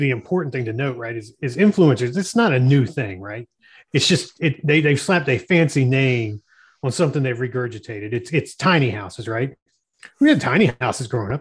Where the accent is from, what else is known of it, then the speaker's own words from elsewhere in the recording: Florida, United States; I grew up in Florida